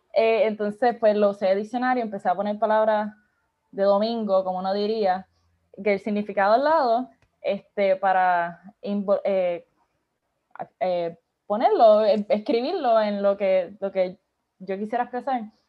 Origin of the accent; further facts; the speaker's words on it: Isabela, Puerto Rico; also born or lived in Aguadilla, Puerto Rico; yo digo que soy de Isabela slash Aguadilla, porque pues mis papás se divorciaron, so estoy como que me crié en both